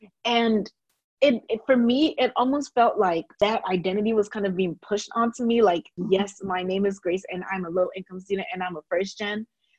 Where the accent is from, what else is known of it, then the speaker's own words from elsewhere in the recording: Greensboro, North Carolina, United States; also born or lived in Japan / Ghana; I was born in Japan and lived there for 5 years, and then I moved to Ghana. Lived there for 6 years, and I moved to Greensboro, North Carolina when I was 11, and I've been here since.